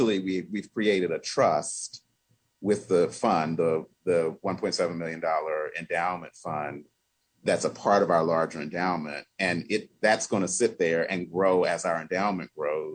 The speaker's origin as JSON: {"language": "English", "country": "United States", "tie": "born or raised there", "said": "I was born in the United States of America. Generation and generation and generation before me and my family on both sides of my family were born here"}